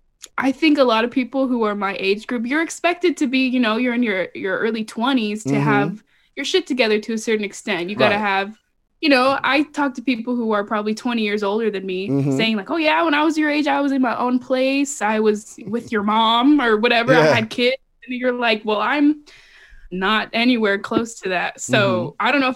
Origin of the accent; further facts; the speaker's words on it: Inland Empire, California, United States; I'm from the IE.